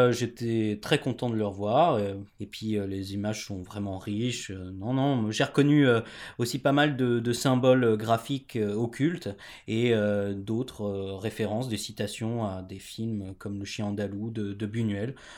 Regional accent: Germany; moved away; je suis allemand

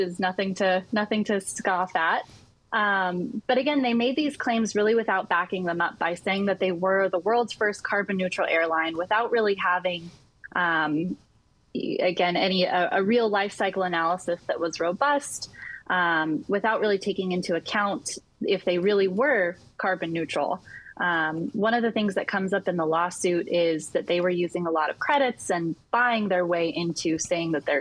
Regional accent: North Pole, Alaska, United States; moved away; also born or lived in Pacific Northwest; I'm originally from North Pole, Alaska

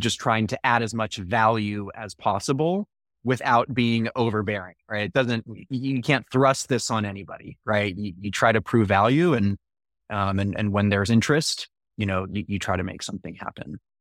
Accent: Menlo Park, California, United States; also born or lived in Texas / Alexandria, Virginia; I grew up in the same house in Menlo Park

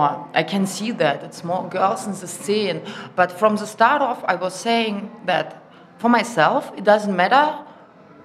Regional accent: Germany; moved away; also born or lived in Russia; because I grew up in Germany and my German is perfect.

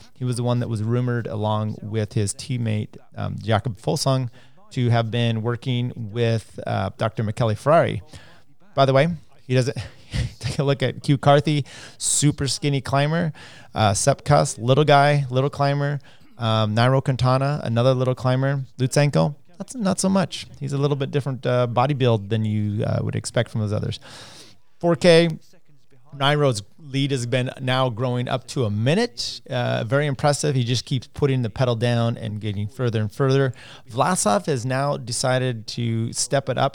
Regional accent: United States; as an American

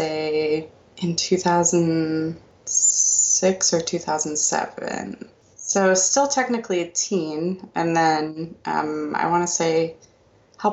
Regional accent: Melbourne, Florida, United States; moved away as an adult; also born or lived in Toronto, Canada / New Jersey; now in Memphis, United States; Melbourne, which is my hometown

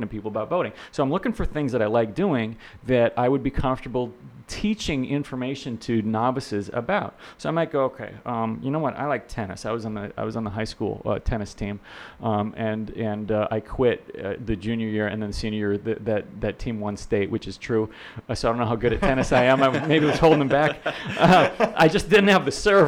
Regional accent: Minnesota, United States; now in Florida, United States; I'm from Minnesota

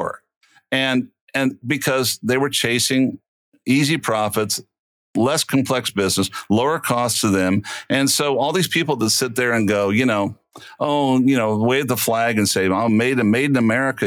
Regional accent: Los Angeles, California, United States; I grew up in the San Fernando Valley and I could ride my 10 speed

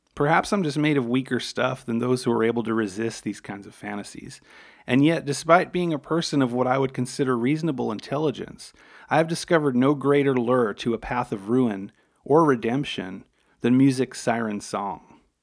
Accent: New York City, New York, United States; growing up on Staten Island in an Italian-American

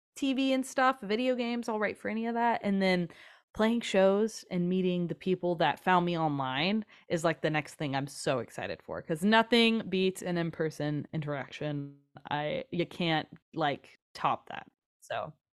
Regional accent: Kansas City, Missouri, United States; also born or lived in Nashville; Growing up in Kansas City

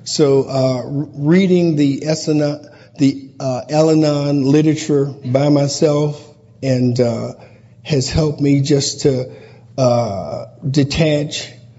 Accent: St. Louis, Missouri, United States; I am a sexaholic from St. Louis.

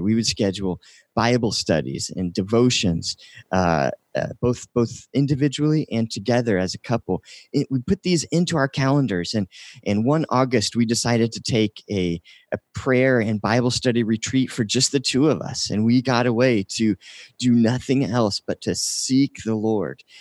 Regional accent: Indiana, United States; now in North Dakota, United States; I'm originally from uh, Indiana

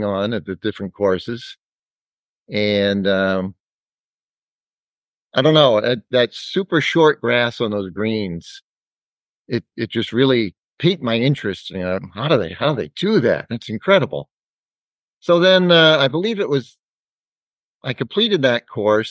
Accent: Dover, New Hampshire, United States; I'm actually a Dover native, still live in Dover. Went through the Dover school system

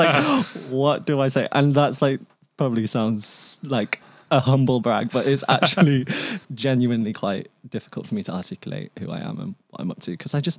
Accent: England, United Kingdom; born there; first language Cantonese; English is a second language; So I was born in England. So my first language was Cantonese, but it is now predominantly English.

